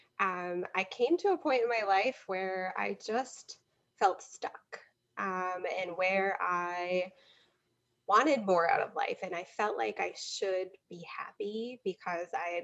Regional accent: Wisconsin, United States; I'm a Midwesterner, as you noted before, from Wisconsin, born and raised.

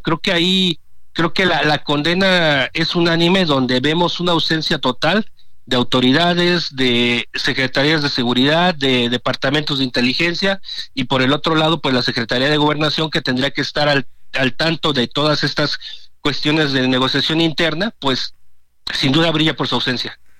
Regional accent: Tierra Caliente, Michoacán, Mexico; moved away; si me voy a mi tierra, lo que es la parte de Tierra Caliente Michoacana

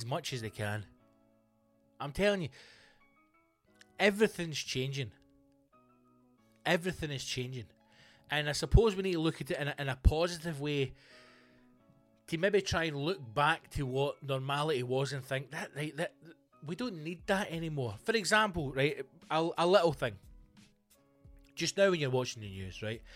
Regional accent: Scotland, United Kingdom; we're fucking Scottish

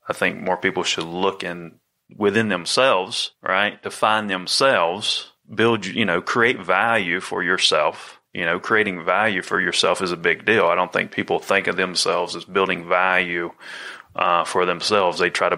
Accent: Candler, North Carolina, United States; also born or lived in New Jersey; I was born in Candler, North Carolina. You know, and live there and then live, you know, went back and forth from there to New Jersey my whole life.

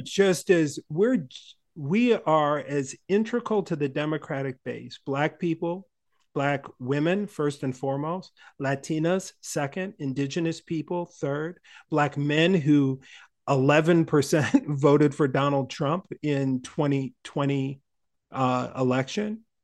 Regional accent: Minnesota, United States; growing up in Minnesota

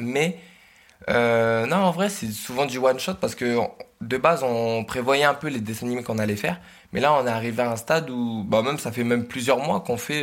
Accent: Oise, Hauts-de-France, France; je suis originaire de l'Oise

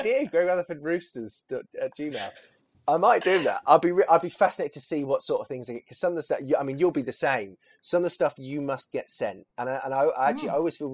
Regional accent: Milton Keynes, South East England, United Kingdom; I'm originally from Bletchley in Milton Keynes, which would be considered, no disrespect to Bletchley now, because again, I'm born and bred there

